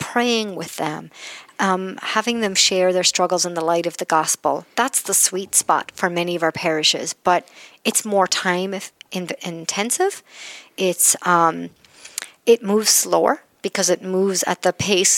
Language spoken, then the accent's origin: English; Ireland; I'm Irish and we tell stories a lot